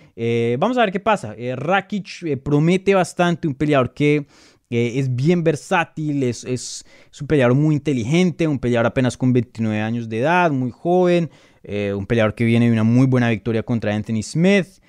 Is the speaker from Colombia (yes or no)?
yes; Colombia; first language Spanish; yo soy colombiano, mi primer idioma es el español.